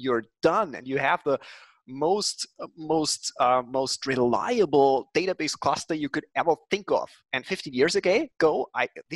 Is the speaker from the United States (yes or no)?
no; Linz, Upper Austria, Austria; born or raised there